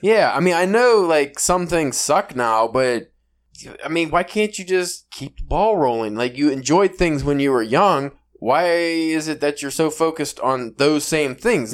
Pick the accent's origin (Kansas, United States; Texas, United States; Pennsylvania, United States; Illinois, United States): Pennsylvania, United States; Pittsburgh; accent: Pittsburgh East style; my awful Pennsylvania, Pittsburgh East style accent